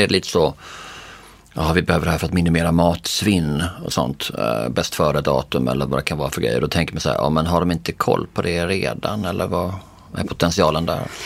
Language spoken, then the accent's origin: Swedish; Bjäre Peninsula, Skåne, Sweden; Jag är för uppvuxen då på Bjärhalvön